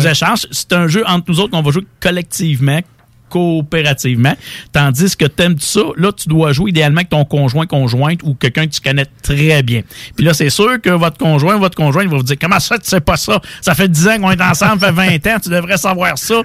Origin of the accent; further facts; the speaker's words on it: Quebec, Canada; chez nous au Québec